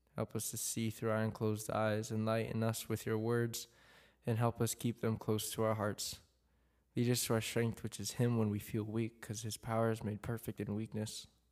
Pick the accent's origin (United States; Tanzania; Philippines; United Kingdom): Philippines; I'm, I'm Filipino